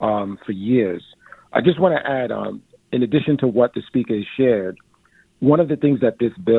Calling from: New York City, New York, United States; I'm calling from East Flatbush. I'm a recently retired NYPD lieutenant

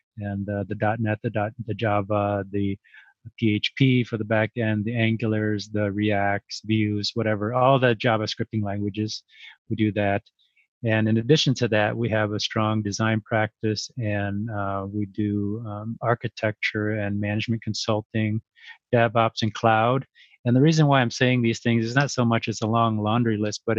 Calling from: Minneapolis, Minnesota, United States; also born or lived in Chicago; I am from Minneapolis area.

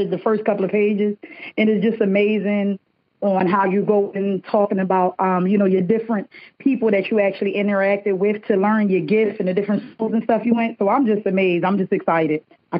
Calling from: Delaware, United States; I am calling from Delaware.

